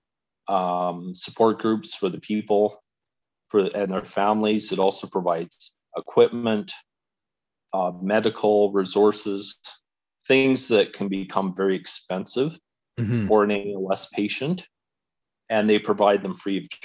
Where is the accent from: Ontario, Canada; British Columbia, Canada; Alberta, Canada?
Alberta, Canada; So I grew up in Alberta, and I have lived in Calgary for 25 years